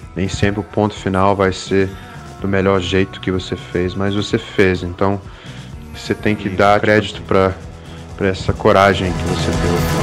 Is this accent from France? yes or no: no; United States; now in Brazil; crescendo lá nos Estados Unidos, eu sempre quis ser americano. Eu sempre quis me encaixar. Eu era imigrante, de família imigrante